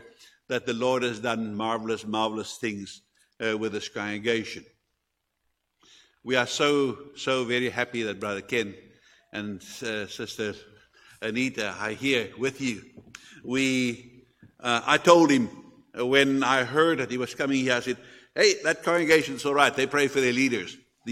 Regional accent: South Africa; obviously we are from South Africa and therefore we are natives from there

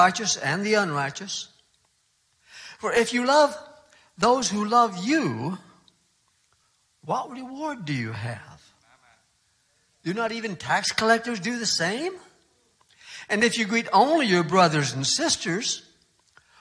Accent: South Dakota, United States; moved away as an adult; also born or lived in Boston; I grew up in South Dakota, where there are storms and blizzards almost every week

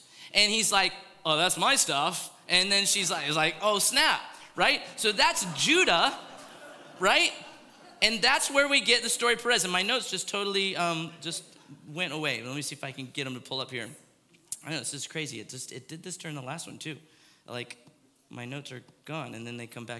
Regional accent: Florida, United States; Maybe I grew up in Florida

